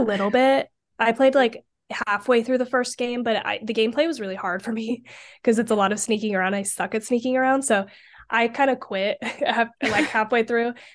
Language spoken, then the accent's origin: English; Idaho, United States; I'm from Idaho